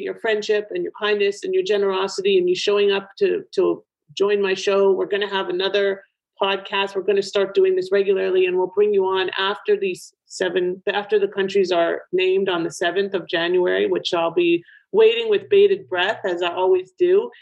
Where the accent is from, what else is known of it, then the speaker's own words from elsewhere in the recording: Toronto, Ontario, Canada; now in Boca Raton, United States; in Toronto, which is my hometown